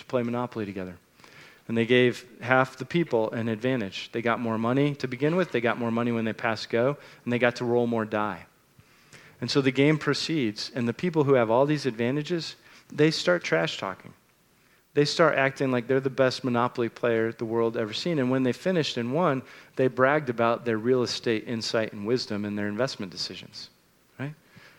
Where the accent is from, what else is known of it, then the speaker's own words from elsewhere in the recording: United States; born there; I was born in America and not in Nigeria, which pretty much made all the difference in the world in the outcome of my life.